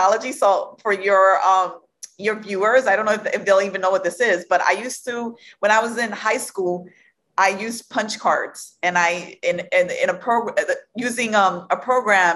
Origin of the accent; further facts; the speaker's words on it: New York City, New York, United States; I am from Brooklyn, New York